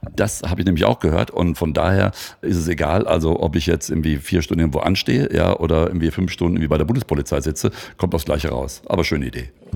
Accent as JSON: {"language": "German", "town": "Hagen", "region": "North Rhine-Westphalia", "country": "Germany", "said": "Oder, oder Hagen vor allem ist ja da die Ecke, wo ich herkomme."}